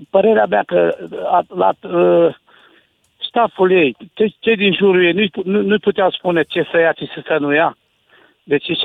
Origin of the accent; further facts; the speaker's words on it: Romania; suntem români